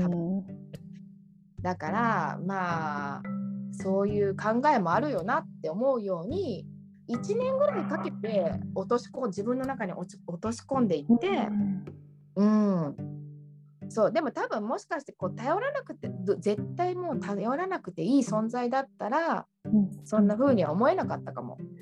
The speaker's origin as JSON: {"language": "Japanese", "country": "Japan", "tie": "born or raised there", "moved": "as an adult", "lives_now": "Naples, Italy", "said": "自分が日本で育ってきた環境しか知らないわけで"}